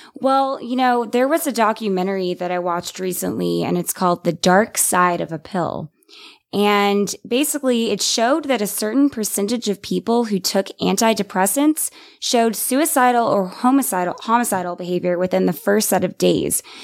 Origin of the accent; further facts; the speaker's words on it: San Antonio, Texas, United States; moved away as an adult; now in Austin, United States; I am from San Antonio, but moved to Austin seven years ago for college